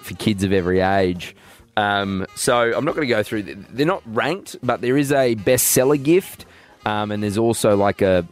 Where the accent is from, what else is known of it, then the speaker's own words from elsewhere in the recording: Goondiwindi, Queensland, Australia; When I grew up in Gundu, Indy, we'd drive to Toowoomba to go to the Westfield